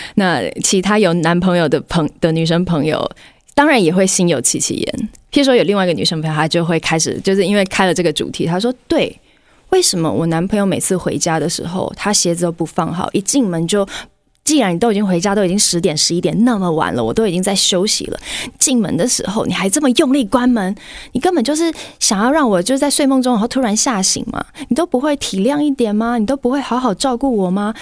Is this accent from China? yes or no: no; Taiwan; 我们集体在台湾的环境中